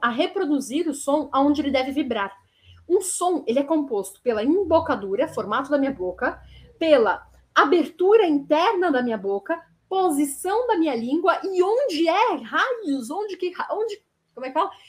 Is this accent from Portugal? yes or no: no; São Paulo, Brazil; eu sou da cidade de São Paulo, eu falo com a língua vibrando